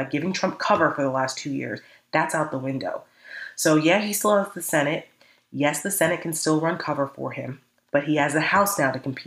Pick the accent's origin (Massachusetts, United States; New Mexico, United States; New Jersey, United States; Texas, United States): New Jersey, United States; My home state of New Jersey